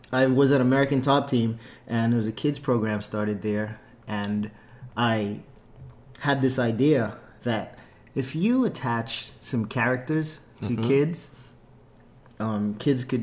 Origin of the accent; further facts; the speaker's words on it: Bahamas; moved away; I'm from the Bahamas